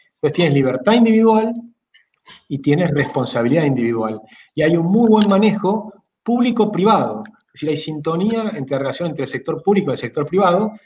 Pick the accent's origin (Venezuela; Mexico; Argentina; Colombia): Argentina